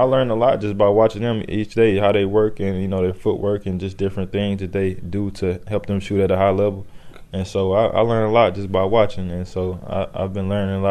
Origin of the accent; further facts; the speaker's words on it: Decatur, Alabama, United States; moved away as an adult; now in San Francisco, United States; I'm from Alabama, so I'm the first person to ever, you know, get this far from my city.